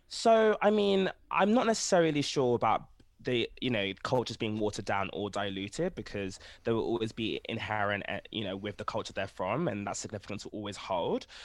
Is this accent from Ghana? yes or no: yes; Ghana; I'm from Ghana